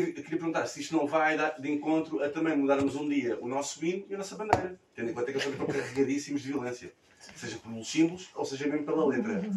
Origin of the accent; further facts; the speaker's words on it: Macau; Eu cresci em Macau